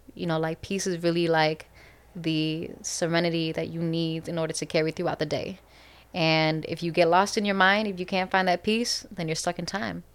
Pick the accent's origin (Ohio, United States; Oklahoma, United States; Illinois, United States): Illinois, United States; Chicago; we're from Chicago